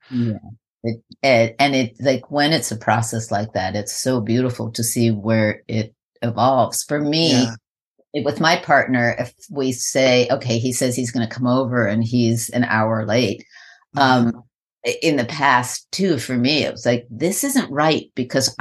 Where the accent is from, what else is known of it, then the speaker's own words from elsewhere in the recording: New York, United States; I'm from New York